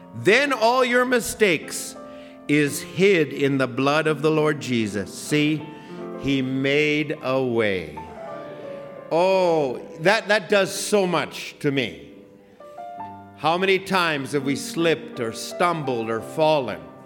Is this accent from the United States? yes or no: no; Alberta, Canada; also born or lived in Ottawa; I'm from Alberta. I'm a redneck